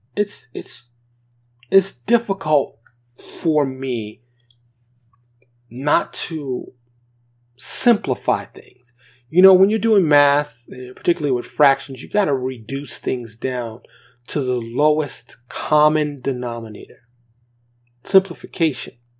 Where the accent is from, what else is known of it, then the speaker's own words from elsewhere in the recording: New York, United States; being a black man, born and raised in New York, in abject poverty